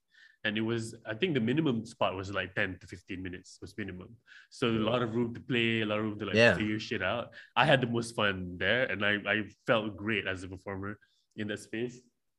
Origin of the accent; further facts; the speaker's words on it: Malaysia; I'm from Malaysia.